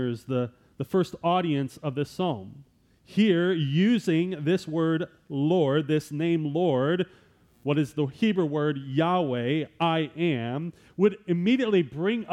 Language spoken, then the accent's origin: English; Wisconsin, United States; I'm from Wisconsin